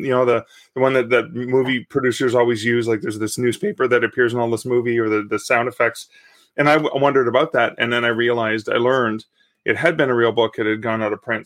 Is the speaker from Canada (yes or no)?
yes; Canada; I am a Canadian author